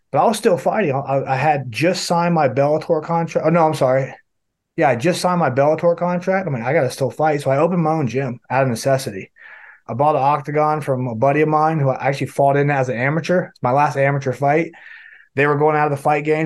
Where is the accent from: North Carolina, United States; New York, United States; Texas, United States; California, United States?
North Carolina, United States; western; I'm from West North Carolina, and football is big here. I played football from the time I started. When I moved here, I was 5 years old